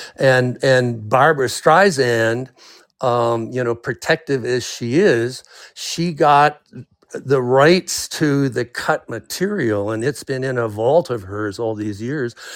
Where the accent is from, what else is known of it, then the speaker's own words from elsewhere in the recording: Canada; now in United States; I was raised in Canada